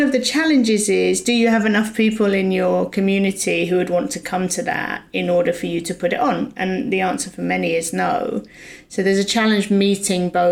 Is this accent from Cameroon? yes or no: no; United Kingdom; I'm British probably, and we speak in a more roundabout way